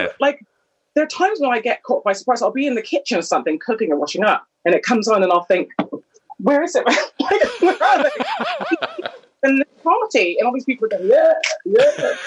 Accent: Canada; moved away as an adult; now in United Kingdom; I was born and raised in Canada in the 70s and 80s

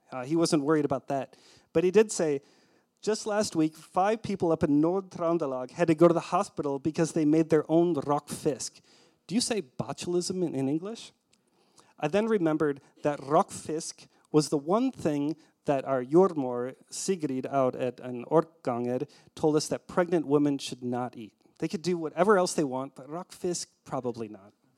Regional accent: Minnesota, United States; moved away as an adult; also born or lived in Trondheim, Norway; we're Minnesotans

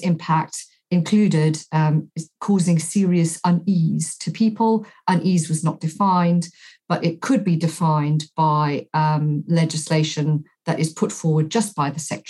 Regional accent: South Africa; now in United Kingdom; I grew up in South Africa in the apartheid state.

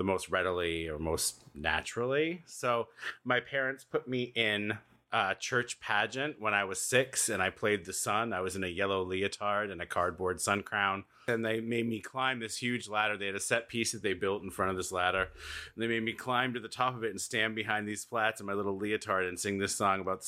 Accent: Columbia Falls, Maine, United States; I did most of my growing up in Columbia Falls, and that is where I still have roots and relatives.

